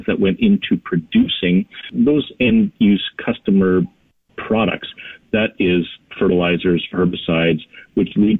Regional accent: Canada; we're Canadian

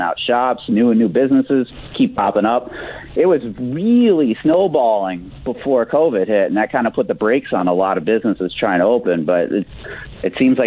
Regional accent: Aurora, United States; I grew up in Aurora, born in 1980. Grew up pretty much lived here my entire life.

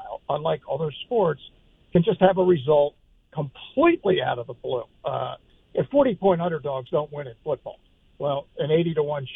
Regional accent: Baltimore, Maryland, United States; It's my hometown

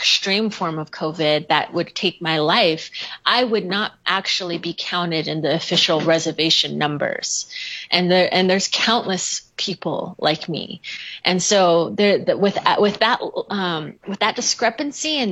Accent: Lupton, Arizona, United States; moved away as an adult; now in Gallup, United States; my hometown is Lupton, Arizona, just the first town just over the Arizona border

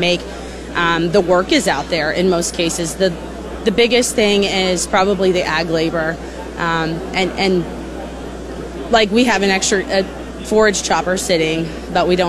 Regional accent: Ohio, United States; moved away; I am actually from Ohio. I grew up on a rural, smaller farm

